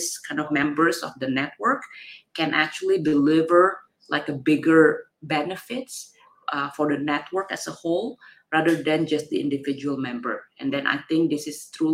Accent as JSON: {"language": "English", "region": "Jakarta", "country": "Indonesia", "tie": "born or raised there", "moved": "yes", "lives_now": "San Francisco, United States", "said": "I was from Jakarta, Indonesia. I, you know, was born and grew up in Indonesia."}